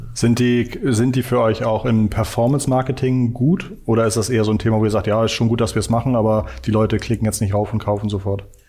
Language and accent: German; Hamburg, Germany; Als Hamburger